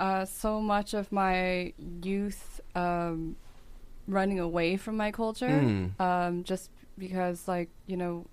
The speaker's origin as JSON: {"language": "English", "country": "United States", "said": "So mm-hmm. and I am an American."}